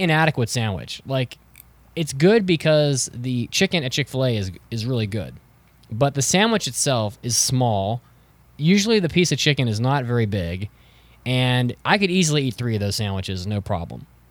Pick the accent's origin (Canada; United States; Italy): United States; Wheeling, West Virginia; my hometown of Wheeling, which is, we have nothing there